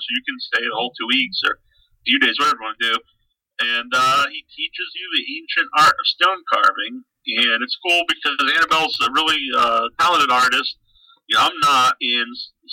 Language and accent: English; Cape Cod, Massachusetts, United States; I'm from the Cape